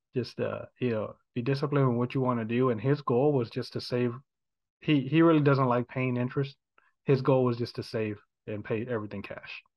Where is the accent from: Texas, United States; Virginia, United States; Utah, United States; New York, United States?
Texas, United States; Houston; I was born and raised here in Houston